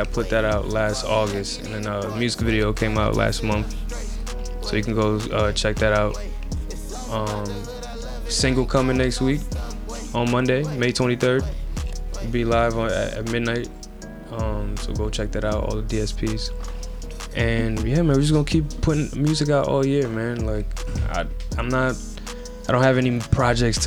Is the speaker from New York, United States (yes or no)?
yes; New York City, New York, United States; now in New Jersey, United States; I'm from New York